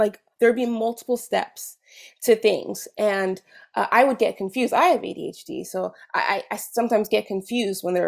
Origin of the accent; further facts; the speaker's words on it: California, United States; moved away as an adult; now in Quebec, Canada; I'm from California originally.